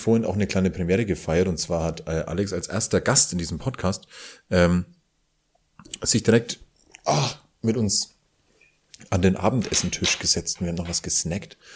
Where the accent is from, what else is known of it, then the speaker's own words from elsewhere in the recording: Franconia, Bavaria, Germany; accent: Franconian rolled R; als ähm, Franke mit rollendem R